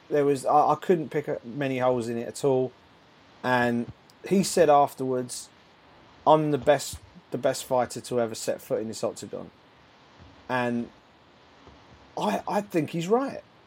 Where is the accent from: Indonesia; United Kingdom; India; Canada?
United Kingdom; as a Brit